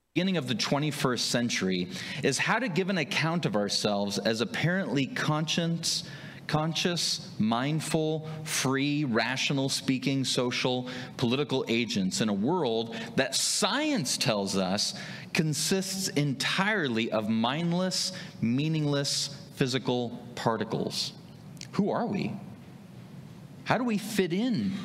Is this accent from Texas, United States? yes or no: no; Wahoo, Nebraska, United States; moved away as an adult; also born or lived in South Carolina; I'm from this region. I grew up in Saunders County, if you know where that's at, Wahoo, Fremont area, Ashland, Meade